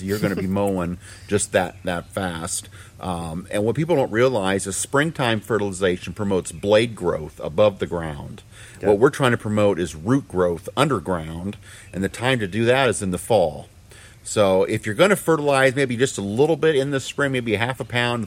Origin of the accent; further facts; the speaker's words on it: Milton, Indiana, United States; also born or lived in Michigan; I grew up in Milton, Indiana